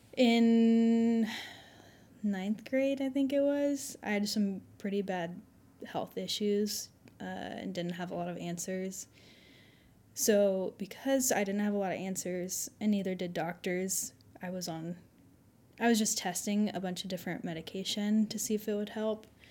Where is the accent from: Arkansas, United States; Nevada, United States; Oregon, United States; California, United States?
Arkansas, United States; Fayetteville; I was born here in Fayetteville, so I've been in the good old Southern Bible